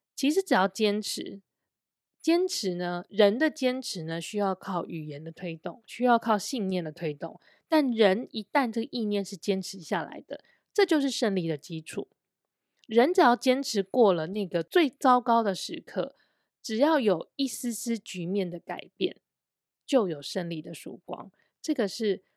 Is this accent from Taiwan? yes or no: yes; Taiwan; also born or lived in China; 因为我是台湾人，然后我的交友圈也是比较多外籍的人，不是本地人